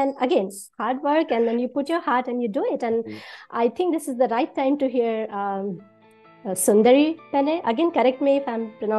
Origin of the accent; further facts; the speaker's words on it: India; moved away as an adult; now in United States; I was born and raised in India.